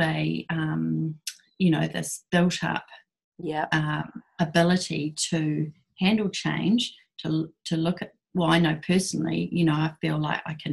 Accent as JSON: {"language": "English", "town": "Christchurch", "region": "Canterbury", "country": "New Zealand", "also_born_or_lived": "Blenheim", "said": "old Christchurch people"}